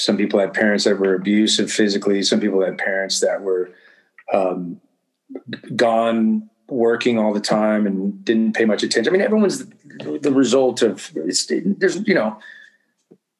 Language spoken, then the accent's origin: English; Southern California, United States; I come from Southern California and I mean, you know, in the neighborhood and in the culture I grew up in, I mean, you were learning the word rad from the age of seven.